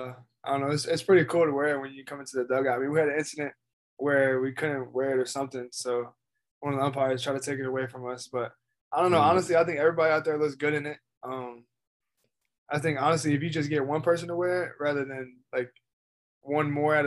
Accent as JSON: {"language": "English", "town": "Frederick", "region": "Maryland", "country": "United States", "lives_now": "Knoxville, United States", "said": "I'm from Frederick, Maryland."}